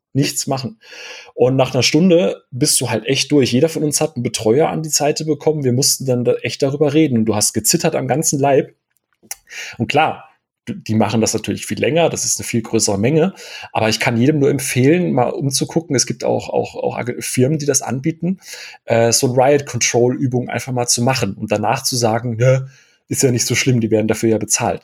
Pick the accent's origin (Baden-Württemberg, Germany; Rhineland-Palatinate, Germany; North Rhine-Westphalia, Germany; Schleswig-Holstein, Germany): Baden-Württemberg, Germany; Karlsruhe; now in Bavaria, Germany; Ich komme hier ursprünglich gebürtig aus Karlsruhe